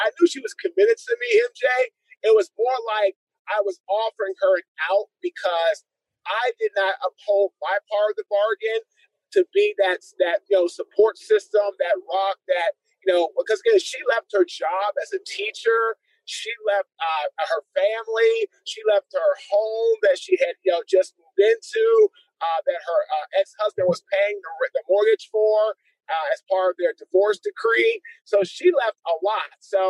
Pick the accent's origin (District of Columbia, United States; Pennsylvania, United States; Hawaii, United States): District of Columbia, United States; Washington; also born or lived in White Oak, Maryland; Washington, D.C., my friend.